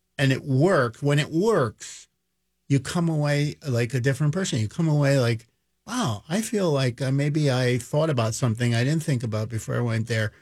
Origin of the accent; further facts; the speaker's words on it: Philadelphia, Pennsylvania, United States; I grew up in Philadelphia and in the inner city, West Philadelphia